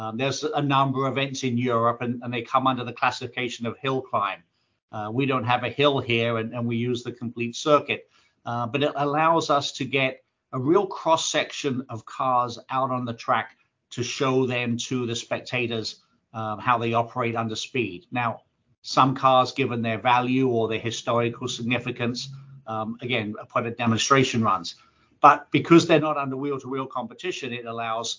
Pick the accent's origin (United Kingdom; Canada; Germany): United Kingdom; England; As a kid growing up in England